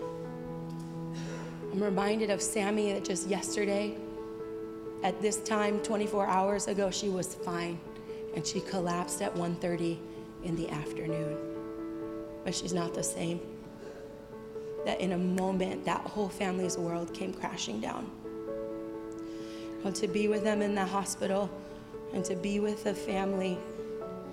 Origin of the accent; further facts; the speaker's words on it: Santa Clarita, California, United States; moved away; Saugus High School is in my hometown where I grew up